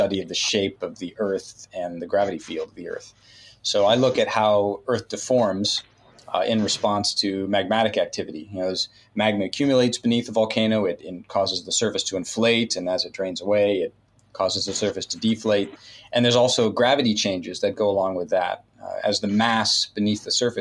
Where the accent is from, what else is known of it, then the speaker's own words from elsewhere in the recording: Northern California, United States; I grew up in California, Northern California